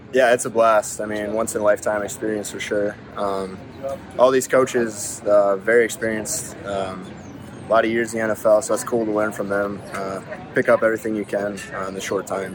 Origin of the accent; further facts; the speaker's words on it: Iowa, United States; moved away; also born or lived in South Dakota; I'm from Iowa too